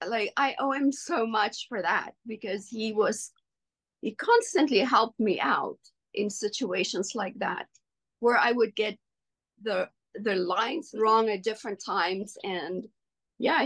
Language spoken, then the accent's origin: English; South Africa; first language Afrikaans; English is a second language; moved away as an adult; coming from South Africa, working in a second language. Afrikaans is my first language